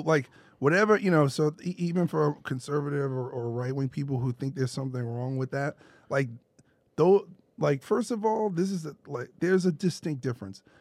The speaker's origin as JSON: {"language": "English", "town": "New York City", "region": "New York", "country": "United States", "said": "I'm from Brooklyn"}